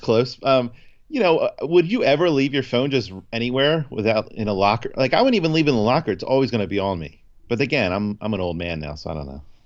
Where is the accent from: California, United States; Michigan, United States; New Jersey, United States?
New Jersey, United States; we're from Jersey